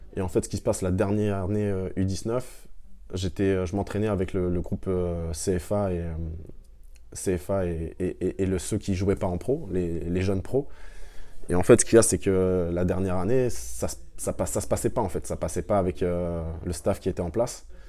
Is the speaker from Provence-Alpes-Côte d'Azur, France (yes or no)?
no; Le Havre, Normandy, France; also born or lived in Caen; on est à Cocry et on est vraiment dans le quartier où j'ai grandi